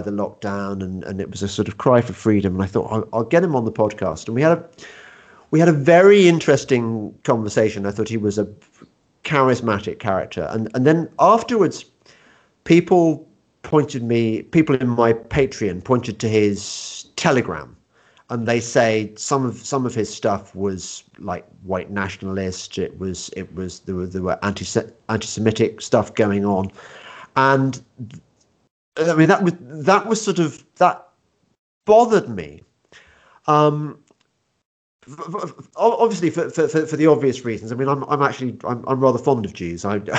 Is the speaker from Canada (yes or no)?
no; England, United Kingdom; we are English after all